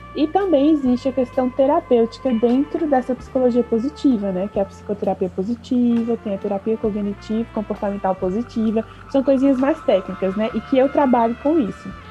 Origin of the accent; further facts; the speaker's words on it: Brasília, Federal District, Brazil; moved away as an adult; also born or lived in Recife; Eu sou de Brasília